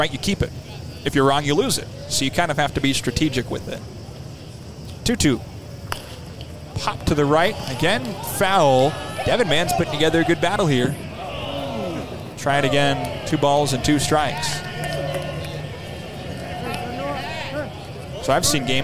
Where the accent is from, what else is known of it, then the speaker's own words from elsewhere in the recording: California, United States; now in Omaha, United States; I'm from California